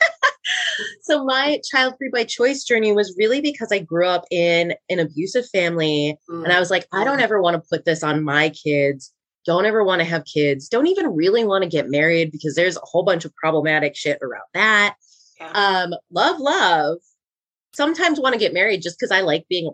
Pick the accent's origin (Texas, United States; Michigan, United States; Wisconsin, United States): Wisconsin, United States; moved away as an adult; also born or lived in Rhode Island; now in Los Angeles, United States; We're both from Wisconsin